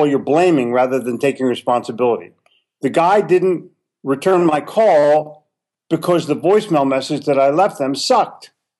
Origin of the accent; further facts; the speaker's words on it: Charlotte, North Carolina, United States; they're right here in my hometown of Charlotte.